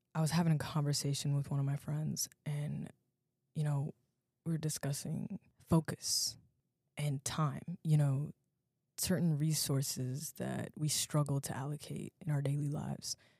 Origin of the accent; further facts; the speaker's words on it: Alexandria, Virginia, United States; I'm from Alexandria, Virginia